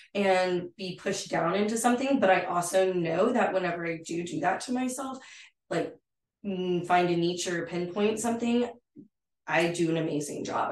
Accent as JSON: {"language": "English", "town": "San Angelo", "region": "Texas", "country": "United States", "tie": "born or raised there", "also_born_or_lived": "Fort McKavett, Texas", "lives_now": "Fort Worth, United States", "said": "I'm from San Angelo, Texas. I grew up in, you know, rural ranching community area."}